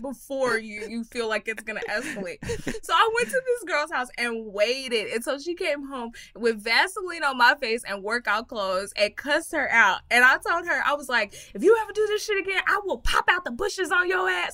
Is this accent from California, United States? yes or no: no; Texas, United States; I'm from Texas